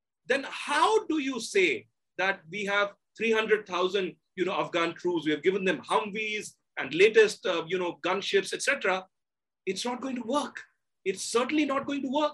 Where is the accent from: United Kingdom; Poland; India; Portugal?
India; I'm an Indian